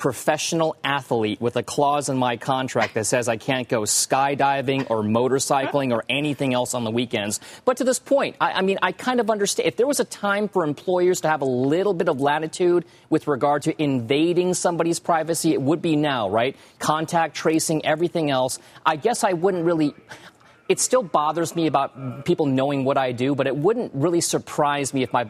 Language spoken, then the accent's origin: English; California, United States; Growing up in California